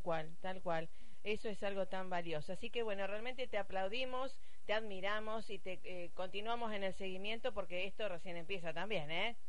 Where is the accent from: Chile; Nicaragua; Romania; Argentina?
Argentina; Rosario, Santa Fe; yo soy de Rosario, de la Universidad Pública de Rosario